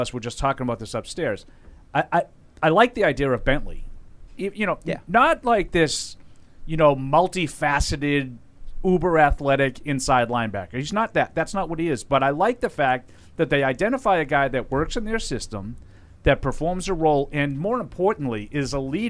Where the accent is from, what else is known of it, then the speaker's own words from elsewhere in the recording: New England, United States; I grew up in New England